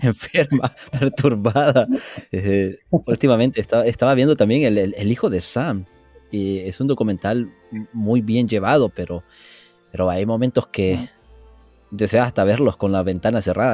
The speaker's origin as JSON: {"language": "Spanish", "country": "El Salvador", "moved": "yes", "lives_now": "California, United States", "said": "yo vengo un poco del trópico, del Salvador, y allá no es húmedo"}